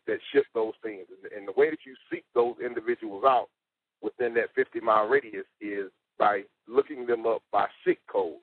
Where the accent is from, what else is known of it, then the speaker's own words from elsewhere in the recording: South Carolina, United States; eight six four, my hometown, South Carolina.